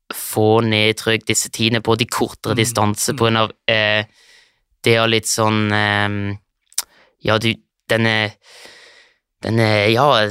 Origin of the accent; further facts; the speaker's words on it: Switzerland; also born or lived in Lørenskog, Norway; har kommet til Sveits når jeg var tre år gammel.